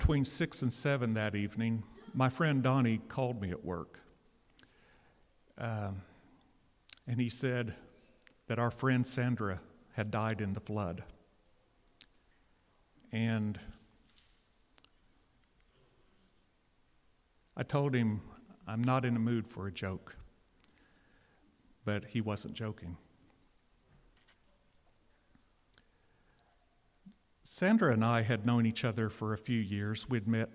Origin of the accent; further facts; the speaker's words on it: Catoosa, Oklahoma, United States; I grew up in Catoosa, or a little bit east of Catoosa